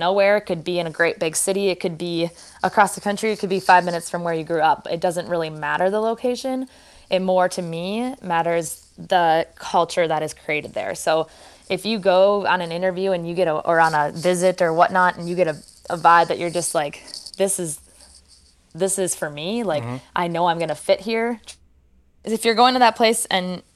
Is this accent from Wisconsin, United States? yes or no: yes; Wisconsin, United States; moved away as an adult; also born or lived in Oregon; I grew up in Wisconsin, went to school in Wisconsin